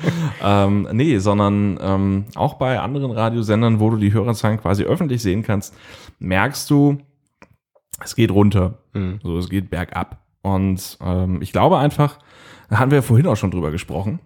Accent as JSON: {"language": "German", "region": "Northern Germany", "country": "Germany", "said": "ich bin ja ein Norddeutscher"}